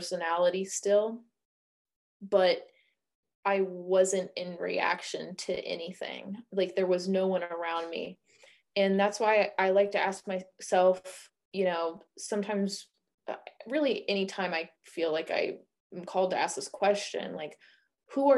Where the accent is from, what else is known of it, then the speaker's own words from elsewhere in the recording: Indiana, United States; I'm a white woman, I'm from Indiana